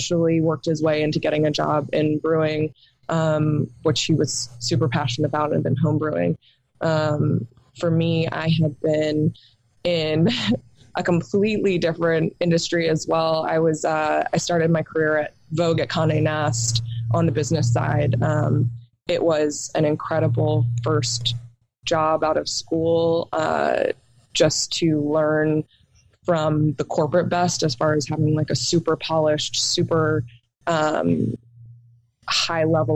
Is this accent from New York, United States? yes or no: yes; outside of New York City, United States; now in Charlotte, United States; I grew up outside of New York City.